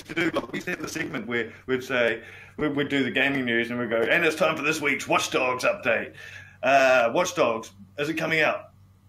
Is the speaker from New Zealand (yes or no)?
yes; New Zealand; now in Australia; When I moved here, I come from New Zealand